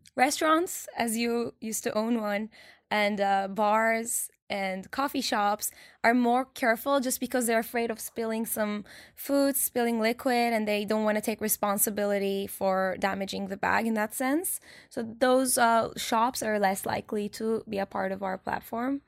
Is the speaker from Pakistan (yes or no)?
no; Turkey; now in New York, United States; I'm from Turkey